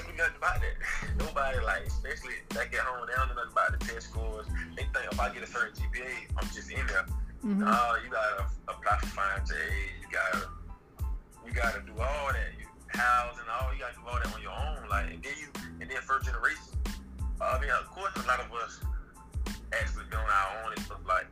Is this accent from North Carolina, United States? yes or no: no; Augusta, Georgia, United States; accent: country accent; moved away as an adult; also born or lived in Arizona; I'm from Augusta